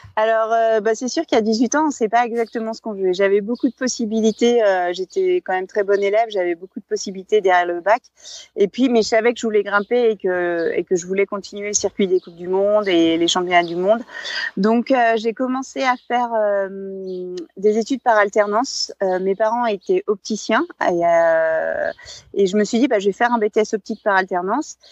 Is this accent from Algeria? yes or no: no; Bourg-Saint-Maurice, Auvergne-Rhône-Alpes, France; je suis née en Savoie pour saint maurice les arcs et euh euh, j'ai grandi et vécu euh, en montagne toute, euh, toute ma vie jusqu'à présent.